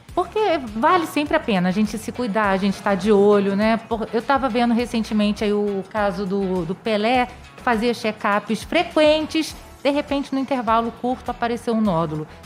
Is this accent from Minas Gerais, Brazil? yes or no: no; Nova Friburgo, Rio de Janeiro, Brazil; born or raised there